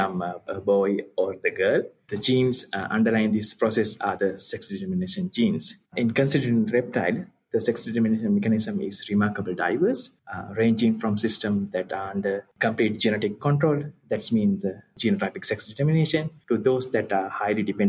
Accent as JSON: {"language": "English", "country": "Sri Lanka", "moved": "as an adult", "lives_now": "Canberra, Australia", "said": "I'm originally from Sri Lanka"}